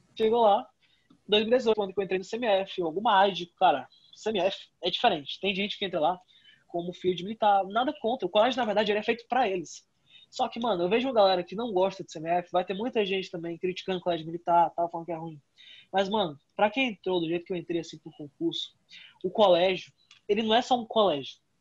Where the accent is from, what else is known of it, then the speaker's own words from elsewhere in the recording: Fortaleza, Ceará, Brazil; Eu fui para o Master, que é outro colégio aqui de Fortaleza